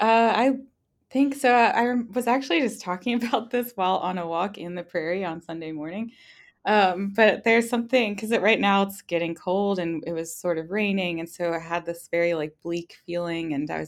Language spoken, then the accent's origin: English; East Coast, United States; now in Nebraska, United States; Neither of us are from Nebraska. We're actually both from the East Coast. So being transplants here was intense